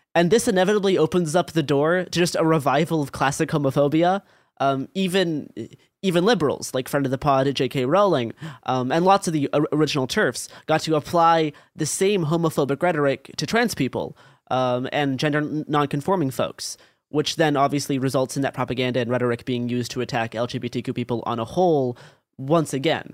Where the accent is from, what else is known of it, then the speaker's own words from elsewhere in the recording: Portland, Oregon, United States; growing up in Portland, Oregon in, like, the twenty teens